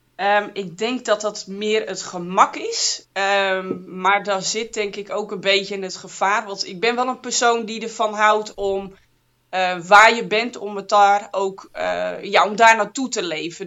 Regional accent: Friesland, Netherlands; moved away as an adult; also born or lived in Zwolle / Groningen / Amsterdam; ik ben geboren en getogen in Friesland

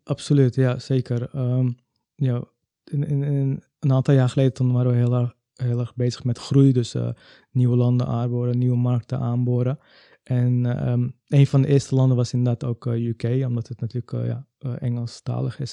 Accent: Amsterdam, North Holland, Netherlands; Ik ben zelf wel geboren in Amsterdam

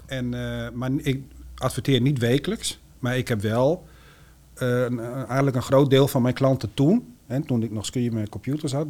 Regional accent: Eelde-Paterswolde, Drenthe, Netherlands; moved away as an adult; also born or lived in Groningen; now in Peize, Netherlands; Ik kom zelf oorspronkelijk uit Ildepaterswolde.

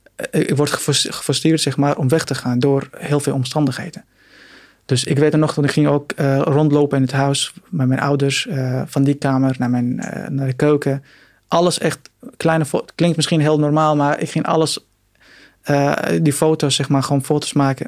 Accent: Syria; Dutch is a second language; now in Netherlands; mijn Syrische paspoort. Ik kom uit Syrië

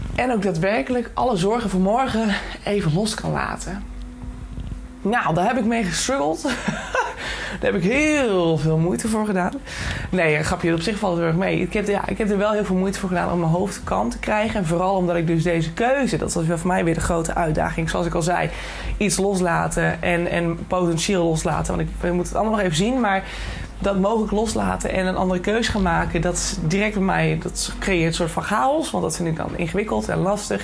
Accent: Netherlands; ons als Nederlanders

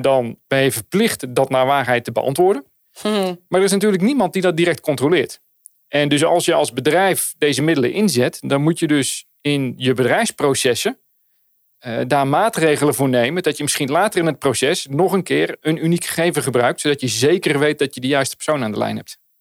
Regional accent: Netherlands; wij als Nederlanders

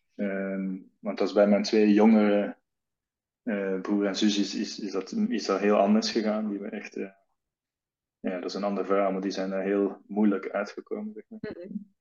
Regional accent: Belgium; now in Netherlands; ik kom uit België

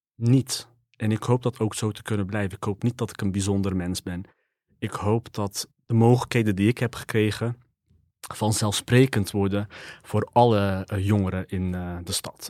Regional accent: 's-Hertogenbosch, North Brabant, Netherlands; Ik ben geboren in de Hambaken. Ehm, ik heb onderadvies gekregen

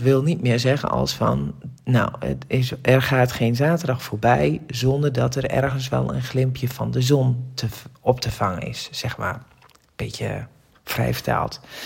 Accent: Drenthe, Netherlands; Want ik ben Drentse van oorsprong

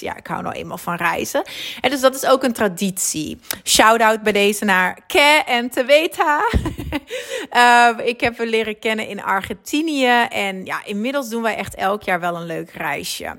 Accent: Netherlands; moved away as an adult; now in Belgium; ik ben Nederlands natuurlijk

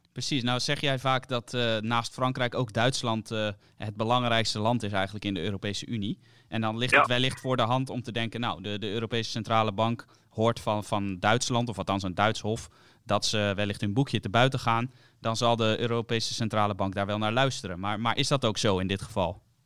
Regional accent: Netherlands

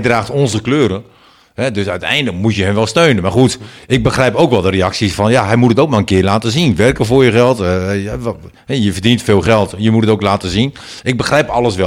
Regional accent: Netherlands; wij als Nederlanders

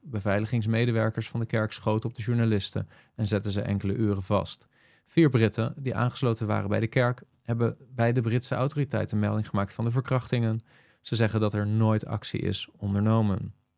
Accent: Netherlands; velen van ons als Nederlanders

